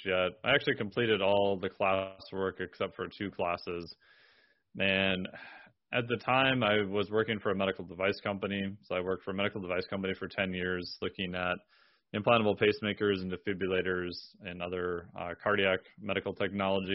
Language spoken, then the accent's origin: English; Minnesota, United States; I'm from Minnesota